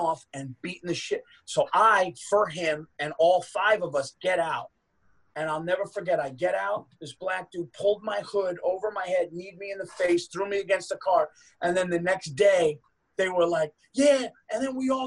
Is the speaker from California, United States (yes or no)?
no; Westchester County, New York, United States; also born or lived in Yonkers, New York / Dutchess County, New York; I grew up in Westchester County, and then I went to high school in Dutchess County